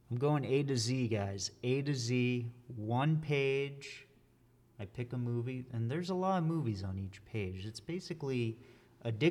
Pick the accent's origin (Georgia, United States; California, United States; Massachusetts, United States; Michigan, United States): Massachusetts, United States; I'm from Massachusetts. I don't talk like that though. I know people who talk like that.